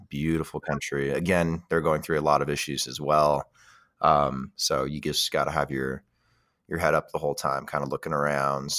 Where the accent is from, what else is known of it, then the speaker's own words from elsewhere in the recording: United States; as an American